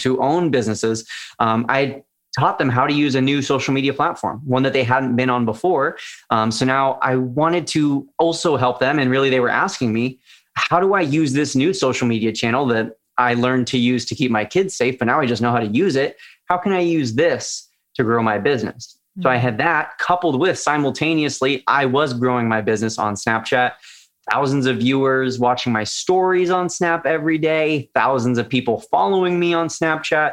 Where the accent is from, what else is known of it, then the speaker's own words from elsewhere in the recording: California, United States; even though it's in my home state